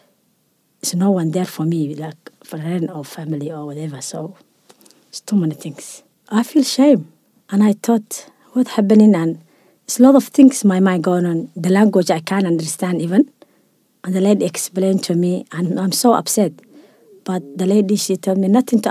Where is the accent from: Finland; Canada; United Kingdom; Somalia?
Somalia; moved away as an adult; also born or lived in Europe; now in Australia; I'm from Somalia